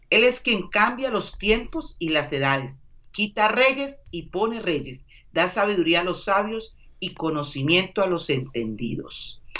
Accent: Colombia; Como dicen en mi país, Colombia.

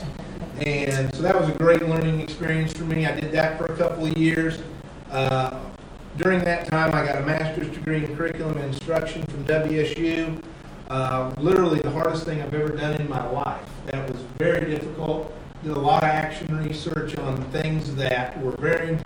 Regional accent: Great Bend, Kansas, United States; now in Claflin, United States; kind of home for me with growing up in Great Bend

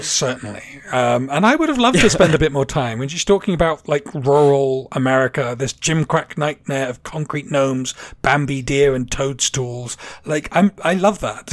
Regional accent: England, United Kingdom; moved away; I grew up in England in the like 70s, 80s.

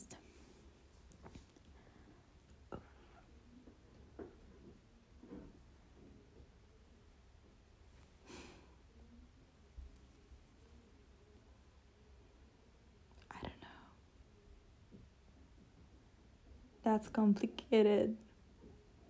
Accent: Italy; English is a second language; I'm not English. I'm Italian

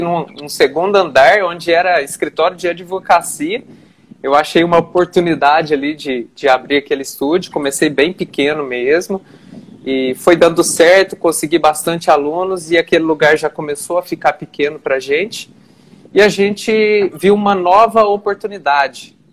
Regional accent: Boa Esperança, Minas Gerais, Brazil; also born or lived in Campo do Meio, Minas Gerais; now in Varginha, Brazil; eu nasci em Campo do Meio, uma cidade bem pequenininha. É, passei a morar em Boa Esperança com meu pai e hoje, atualmente, estou em Varginha, Minas Gerais

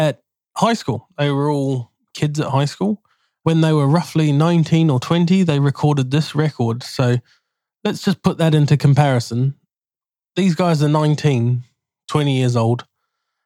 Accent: New Zealand; I grew up in New Zealand

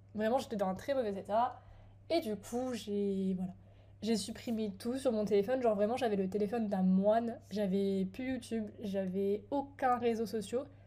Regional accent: France; moved away as an adult; j'étais chez moi en France, dans ma maison, j'avais ma chambre

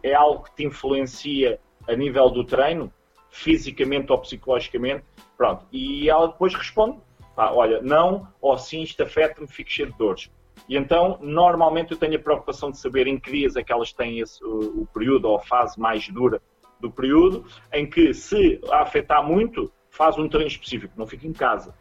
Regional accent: Coimbra, Centro, Portugal; moved away as an adult; now in Lisbon, Portugal; Eu, como não sou de Lisboa, graças a Deus, nasci em Coimbra

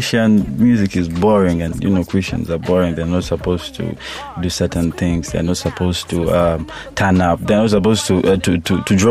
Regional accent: Mbarara, Western Region, Uganda; I'm from Barara. I do Lunyankore on every project I drop.

